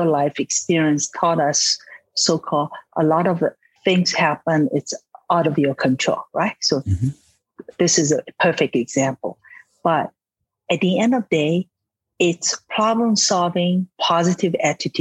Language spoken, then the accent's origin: English; Shanghai, China; moved away; also born or lived in San Francisco, United States; I was born in Shanghai, China, and moved to San Francisco, studied science, math, mathematics